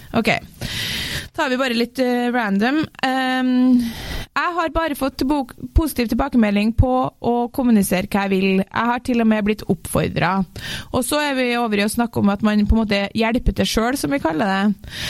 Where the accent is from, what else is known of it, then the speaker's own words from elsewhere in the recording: Trøndelag, Norway; jeg er trønder